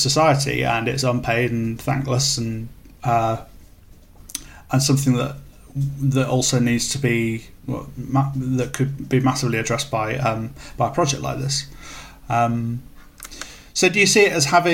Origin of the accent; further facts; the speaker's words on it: Derby, East Midlands, United Kingdom; now in London, United Kingdom; I come from Derby, which is a small city in the north of England, and I live in London. I moved down here for work